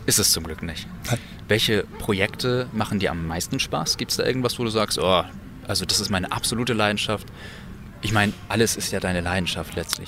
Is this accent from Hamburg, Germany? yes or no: no; Kiel, Schleswig-Holstein, Germany; in meiner Heimat mit diesem ganzen Musikalischen eigentlich angefangen hast, nämlich in Kiel-Ellerbeck